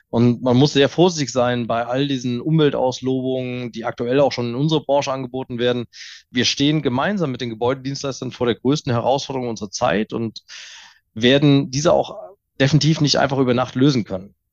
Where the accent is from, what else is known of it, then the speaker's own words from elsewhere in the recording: Mainz, Rhineland-Palatinate, Germany; als, als Mainzer hier aus dem guten Rheinhessen den Wein einfach doch zu sehr.